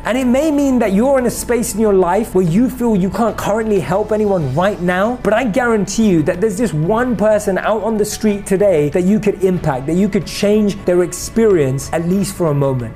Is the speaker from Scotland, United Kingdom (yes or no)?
no; London, United Kingdom; Growing up in London